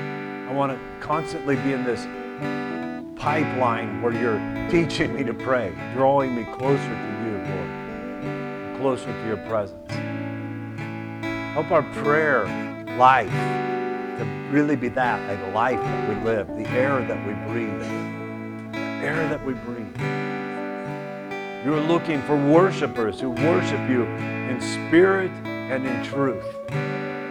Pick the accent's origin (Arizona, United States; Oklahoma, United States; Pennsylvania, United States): Oklahoma, United States; Tulsa; I grew up in Tulsa.